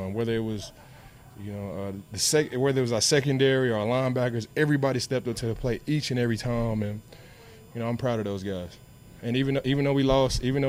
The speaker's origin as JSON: {"language": "English", "town": "Dallas", "region": "Texas", "country": "United States", "said": "I'm from Dallas"}